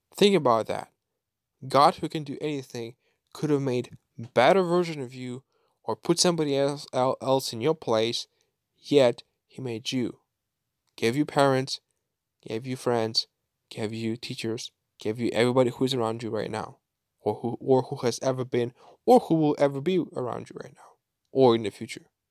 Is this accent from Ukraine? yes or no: yes; Kyiv Oblast, Ukraine; moved away as an adult; now in Bulgaria; growing up in Ukraine, I was, uh, I, I was going to church, like, three, three times a week, every week, every year, since my birth till the age of eighteen